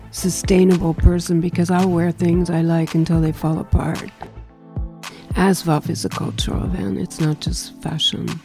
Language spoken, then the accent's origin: English; New York, United States; now in Paris, France; Um, I say I'm from New York. I didn't grow up there, actually.